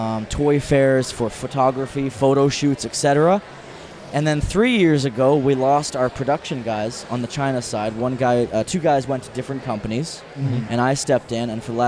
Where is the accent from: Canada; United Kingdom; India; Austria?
Canada; New Brunswick; moved away; I'm from New Brunswick, Canada.